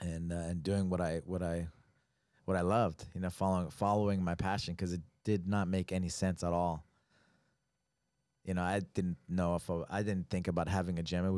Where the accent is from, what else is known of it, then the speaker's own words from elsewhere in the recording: New Mexico, United States; I mean, I was from New Mexico. I didn't know how to paddle.